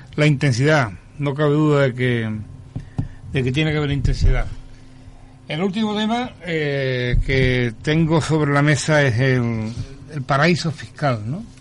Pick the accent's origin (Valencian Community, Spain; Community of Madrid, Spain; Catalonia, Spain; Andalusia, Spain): Andalusia, Spain; La Línea de la Concepción; todos los linenses nos entendemos con Gibraltar